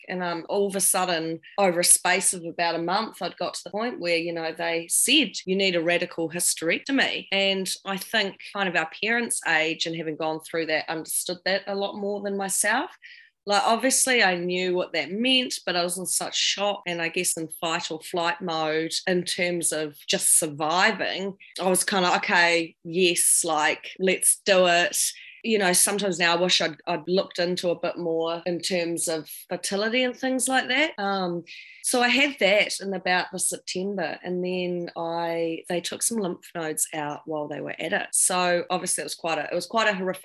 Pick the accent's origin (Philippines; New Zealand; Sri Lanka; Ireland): New Zealand; accent: down south voice; also born or lived in London; I come from New Zealand, as you can probably tell from my down south voice right now